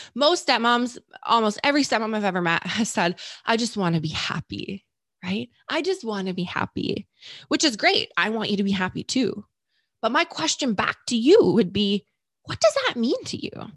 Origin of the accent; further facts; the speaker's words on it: Canada; I'm Canadian